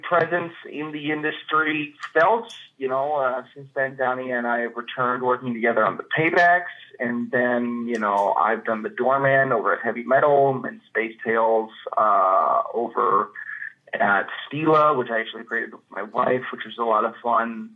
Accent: Chicago, Illinois, United States; moved away as an adult; also born or lived in New York / Knoxville, Tennessee; now in Minneapolis, United States; I'm from Chicago, the Chicagoland area. Um, I grew up in the suburbs

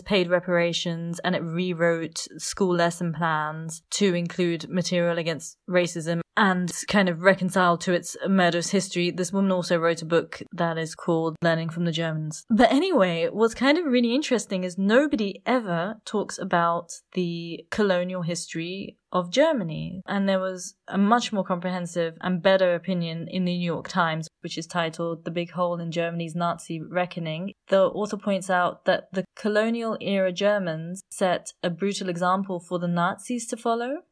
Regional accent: United Kingdom; I was born in the U K, because my parents were born in a British colony

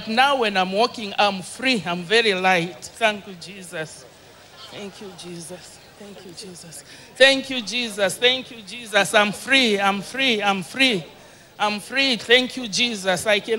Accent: Zambia; I'm from Zambia.

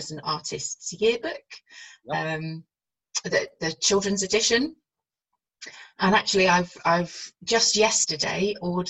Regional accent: North Wales, United Kingdom; I grew up in North Wales and I'm bilingual

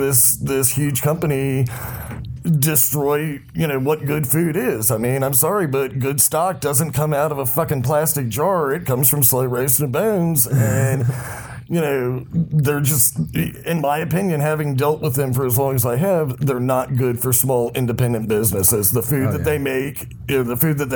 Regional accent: Southeast Virginia, United States; moved away; started out as a dishwasher at my parents' sports bar, and got the hell out of Southeast Virginia

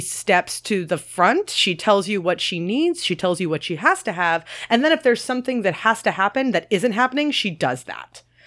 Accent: Maryland, United States; moved away; I'm obviously from Maryland as well

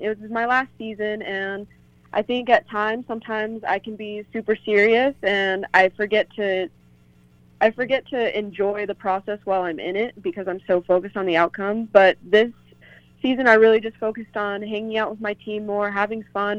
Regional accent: Denver, Colorado, United States; I'm from Denver

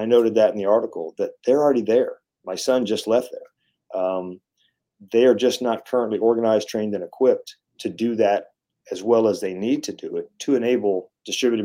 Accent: Texas, United States; accent: Texan; also born or lived in Missouri; And I was born in Missouri, but I'm from Texas. I don't remember anything. Born there, moved to Texas as a little kid. So I will speak in plain Texan here.

